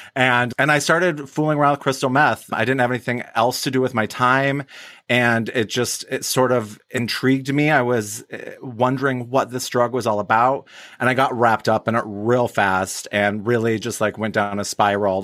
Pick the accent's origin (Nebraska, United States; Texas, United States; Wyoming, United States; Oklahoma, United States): Wyoming, United States; now in Hazel Park, United States; I grew up in Wyoming